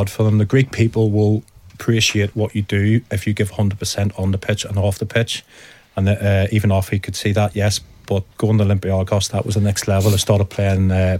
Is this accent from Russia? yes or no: no; Northern Ireland, United Kingdom; growing up in Northern Ireland